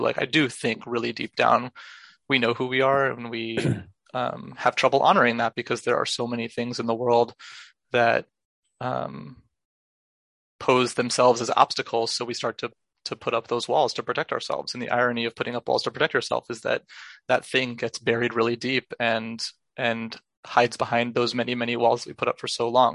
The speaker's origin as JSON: {"language": "English", "town": "Los Angeles", "region": "California", "country": "United States", "tie": "born or raised there", "moved": "yes", "lives_now": "New York City, United States", "said": "I grew up in Los Angeles."}